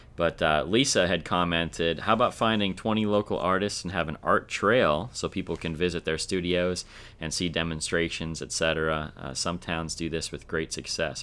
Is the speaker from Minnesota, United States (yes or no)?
yes; Minnesota, United States; I'm from Minnesota.